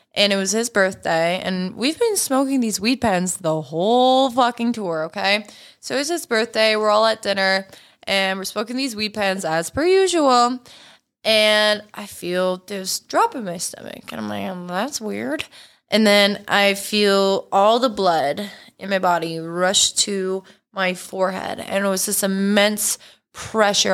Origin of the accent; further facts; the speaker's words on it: Canada; also born or lived in Los Angeles, United States; now in United States; I'm Canadian